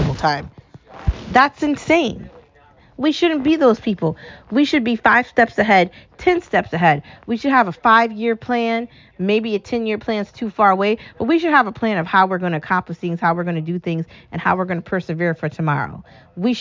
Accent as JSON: {"language": "English", "country": "United States", "also_born_or_lived": "New England", "said": "I love being American"}